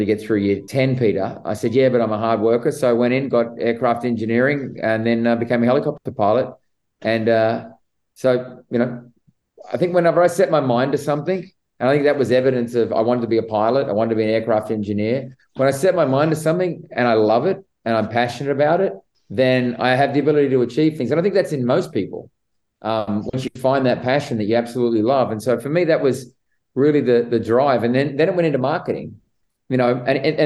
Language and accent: English; Sydney, New South Wales, Australia; moved away as an adult; now in United States; I actually grew up in the western suburbs of Sydney